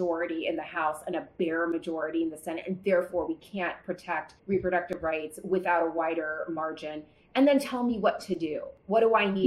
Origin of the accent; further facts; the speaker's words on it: the South, United States; I grew up in the South